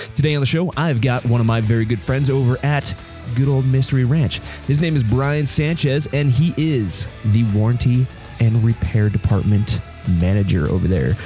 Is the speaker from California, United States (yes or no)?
no; Reno, Nevada, United States; Reno, where my, my hometown